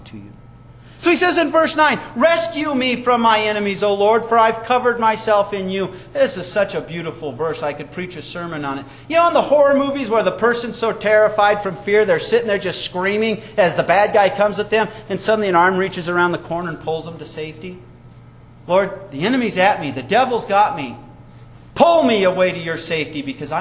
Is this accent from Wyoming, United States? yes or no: yes; Wyoming, United States; I was raised in Wyoming